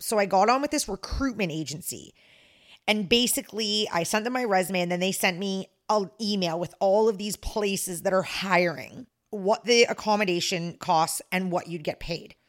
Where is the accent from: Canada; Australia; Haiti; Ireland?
Canada; I'm the Canadian